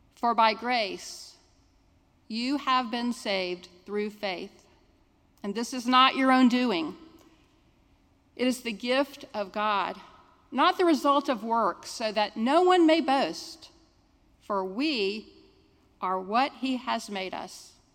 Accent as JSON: {"language": "English", "town": "Jacksonville", "region": "Florida", "country": "United States", "tie": "born or raised there", "said": "I'm a Jacksonville native"}